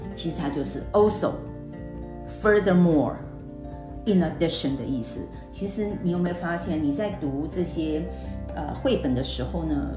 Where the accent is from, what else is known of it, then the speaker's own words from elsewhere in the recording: Taiwan; 我们台湾人学的那个， 学校学的英文是为了考试用的